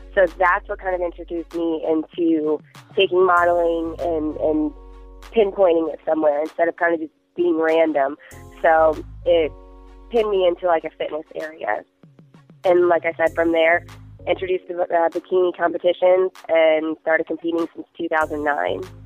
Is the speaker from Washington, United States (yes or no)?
no; Fort Myers, Florida, United States; I'm born and raised in Fort Myers, Florida